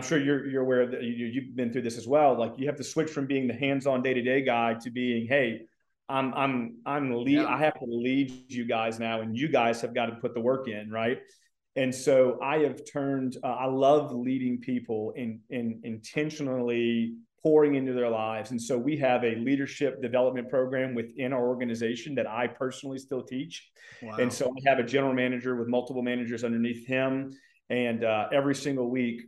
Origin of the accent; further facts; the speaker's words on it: Mandeville, Louisiana, United States; moved away as an adult; also born or lived in Covington, Louisiana; now in Texas, United States; I am a Cajun. I was born and raised in Louisiana.